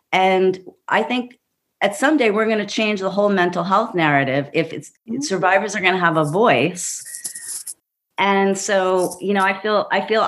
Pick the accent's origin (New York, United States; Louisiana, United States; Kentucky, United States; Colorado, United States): New York, United States; New York City; I grew up in Brooklyn, you know, with a feminist mother